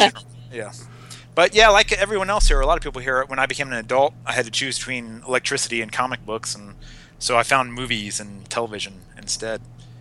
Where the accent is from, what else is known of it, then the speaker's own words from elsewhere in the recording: East Coast, United States; born there; also born or lived in Virginia / Texas; I was born on the East Coast and have just kind of been progressively moving west from Virginia to Texas. Now I'm in Arizona